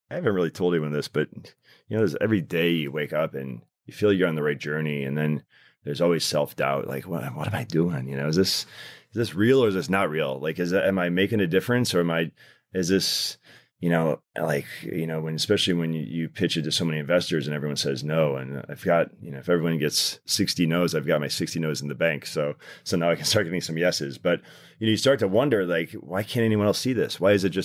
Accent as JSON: {"language": "English", "town": "Detroit", "region": "Michigan", "country": "United States", "tie": "born or raised there", "said": "So I grew up in Detroit."}